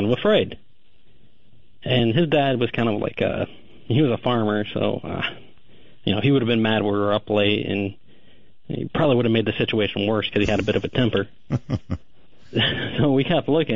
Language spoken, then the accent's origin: English; Michigan, United States; now in Austin, United States; I grew up in Michigan